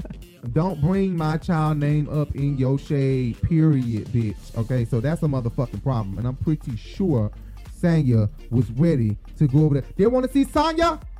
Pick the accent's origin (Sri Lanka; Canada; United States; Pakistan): United States; Chicago, Illinois; I'm from Chicago, bitch. Girl, don't play with me.